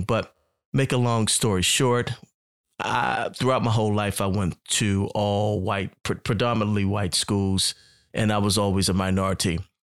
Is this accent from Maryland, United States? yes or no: yes; Baltimore, Maryland, United States; moved away as an adult; also born or lived in Atlanta, Georgia; growing up in Baltimore, Maryland, where I'm originally from